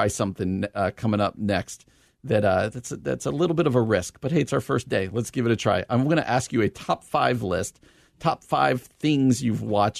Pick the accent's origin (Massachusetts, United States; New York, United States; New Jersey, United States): New Jersey, United States; You know, I'm not from out here. I'm from New Jersey.